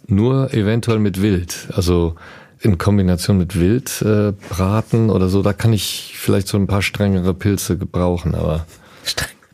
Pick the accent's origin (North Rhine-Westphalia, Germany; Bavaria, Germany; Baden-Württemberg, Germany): North Rhine-Westphalia, Germany; Düsseldorf; in Düsseldorf, wo ich herkomme